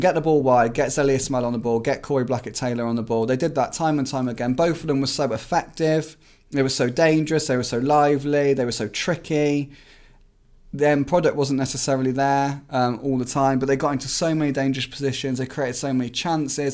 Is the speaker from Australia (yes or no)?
no; Swindon, South West England, United Kingdom; now in Midlands, United Kingdom; we're from Swindon.